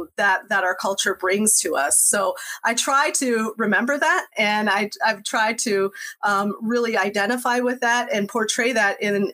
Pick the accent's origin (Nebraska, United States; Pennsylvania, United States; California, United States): Nebraska, United States; coming from that very diverse background of a German mother and a Puerto Rican father and growing up in Nebraska, in the 1980s, I put my age out there.